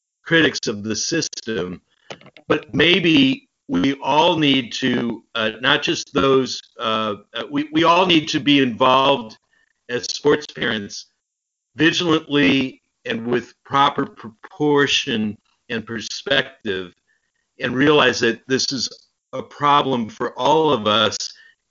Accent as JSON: {"language": "English", "country": "United States", "said": "as an American"}